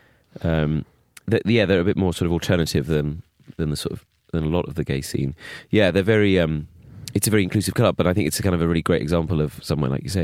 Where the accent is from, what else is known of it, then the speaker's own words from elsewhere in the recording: Bromley, London, United Kingdom; when I grew up in Bromley